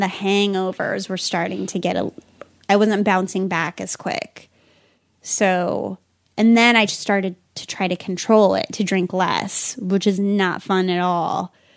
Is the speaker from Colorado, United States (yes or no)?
yes; Pueblo, Colorado, United States; I grew up in Pueblo, Colorado, which is about an hour and a half